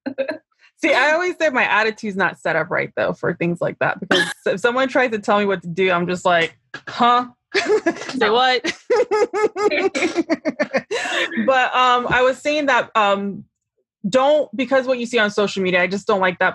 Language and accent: English; Florida, United States; also born or lived in New Jersey; I was born in New Jersey, raised in Florida